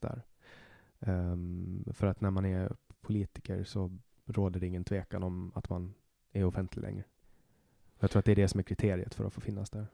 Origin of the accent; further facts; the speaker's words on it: Åland, Åland Islands; accent: Åland Swedish; now in Stockholm, Sweden; och det gör jag ju, i och med att jag kommer från Åland